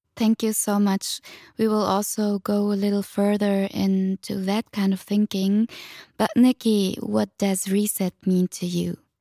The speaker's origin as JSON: {"language": "English", "country": "Germany", "tie": "born or raised there", "said": "I'm a first generation Tunisian migrant, working class child, born and raised in Germany."}